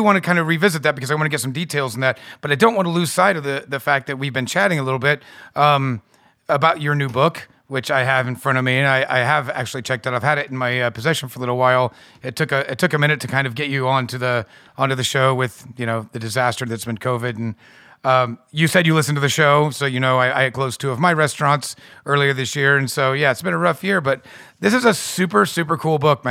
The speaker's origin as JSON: {"language": "English", "country": "United States", "said": "as an American"}